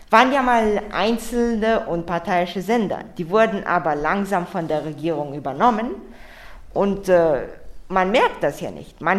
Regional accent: Russia; Mir ist eigentlich noch nichts passiert, weil ich Russe bin, aber ich spreche ohne Akzent und halt, man sieht es halt nicht.

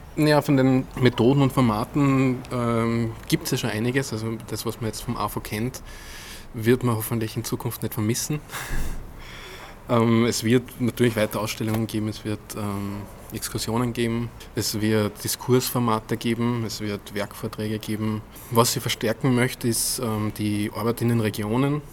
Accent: Weilbach, Upper Austria, Austria; Ich bin ähm, aufgewachsen in Weilbach. Das ist ein Dorf mit 600, äh, 700 Einwohnern. Am Inn? Äh, Im Innviertel, knapp am Inn, also wirklich am Rand von Oberösterreich

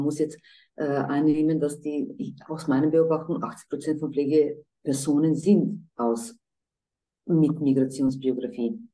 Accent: Croatia; moved away; ich komme selber aus Kroatien und bin eigentlich aus einer gemischten Ehe

